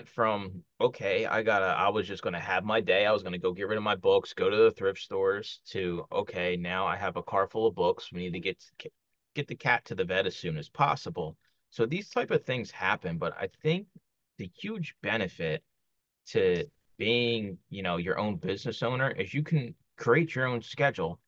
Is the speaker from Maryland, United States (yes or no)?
no; Philadelphia, Pennsylvania, United States; moved away as an adult; I grew up in Kensington. It's a neighborhood in Philly